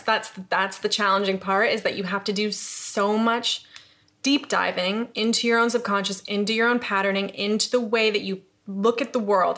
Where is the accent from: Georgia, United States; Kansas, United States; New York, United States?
New York, United States; upstate; moved away as an adult; also born or lived in Los Angeles; now in London, United Kingdom; I'm from upstate New York